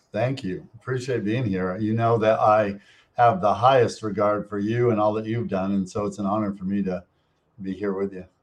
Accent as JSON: {"language": "English", "town": "Montpelier", "region": "Vermont", "country": "United States", "tie": "born or raised there", "moved": "yes", "said": "the town that I grew up in in Montpelier, Vermont."}